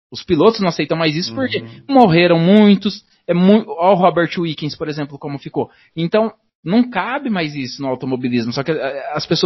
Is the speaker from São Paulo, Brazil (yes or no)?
no; Paraná, Brazil; É, o Dazon, infelizmente, é, eu sou do Paraná aqui